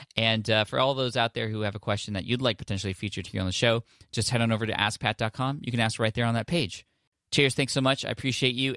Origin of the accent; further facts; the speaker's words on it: San Diego, California, United States; San Diego, California, which I'm stoked about, uh, there in my hometown